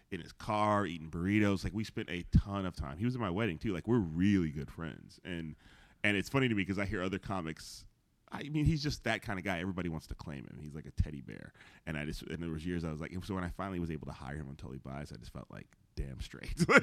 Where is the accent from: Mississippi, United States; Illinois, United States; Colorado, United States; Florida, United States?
Illinois, United States; Chicago; moved away as an adult; also born or lived in San Francisco Bay Area; people know I'm from Chicago.